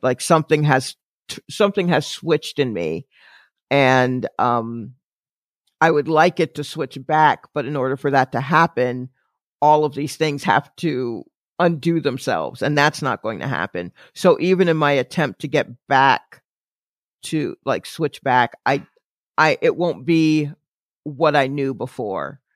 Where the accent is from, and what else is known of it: Atlanta, Georgia, United States; born or raised there; now in New York, United States